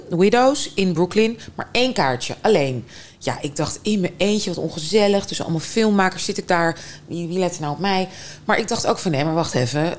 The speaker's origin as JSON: {"language": "Dutch", "region": "Moscow", "country": "Russia", "tie": "born or raised there", "moved": "yes", "said": "Moskou. Eh, of nou ja, buiten Moskou, maar anyway, Moskou ja. opgegroeid."}